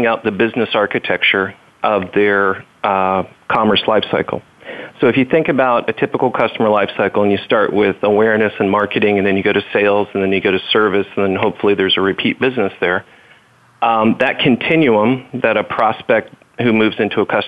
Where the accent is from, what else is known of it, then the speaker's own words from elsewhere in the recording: Merritt Island, Florida, United States; growing up in Merritt Island, Florida, I got my pilot's license before I got my driver's license